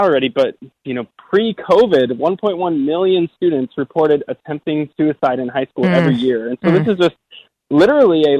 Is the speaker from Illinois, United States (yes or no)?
no; Minnesota, United States; I grew up in Minnesota